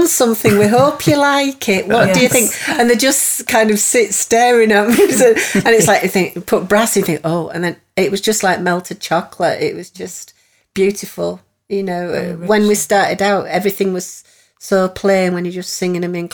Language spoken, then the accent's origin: English; Leeds, Yorkshire and the Humber, United Kingdom; moved away; also born or lived in Nottingham; I'm from Leeds, but I've not lived in the city for years